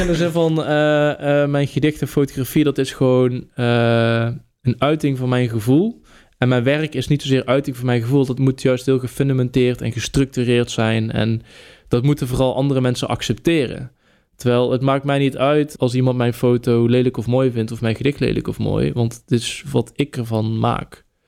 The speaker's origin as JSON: {"language": "Dutch", "region": "North Brabant", "country": "Netherlands", "said": "fotograaf, dichter, Brabander"}